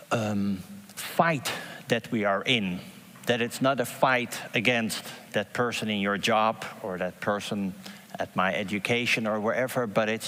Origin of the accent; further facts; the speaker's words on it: Haarlem, North Holland, Netherlands; I'm from Haarlem, my wife is from Haarlem, and uh, I'm actually from uh, the area that I'm going to give this example about